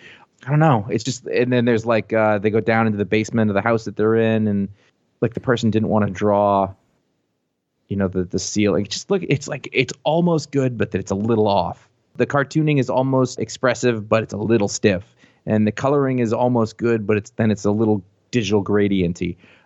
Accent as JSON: {"language": "English", "region": "New England", "country": "United States", "tie": "born or raised there", "said": "Oh, but I grew up in New England. Well, that's fucking appropriate. I fucking live here."}